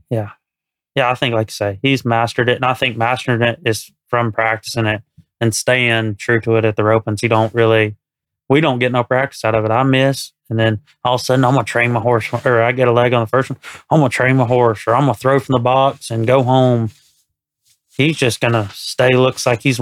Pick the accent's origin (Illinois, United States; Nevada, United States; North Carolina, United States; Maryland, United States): North Carolina, United States; Statesville; now in Texas, United States; I was so redneck from North Carolina